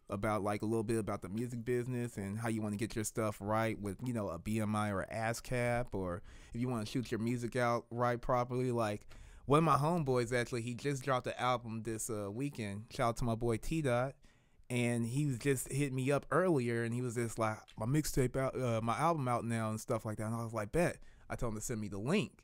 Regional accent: Kansas City, Missouri, United States; I grew up in the twenties. Like, off of, uh, before they called it, uh, Martin Luther King Drive and everything, where it's actually still the Paseo

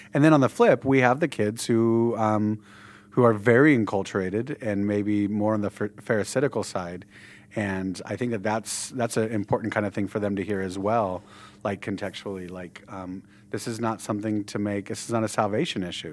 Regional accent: Southern California, United States; we're from Southern California

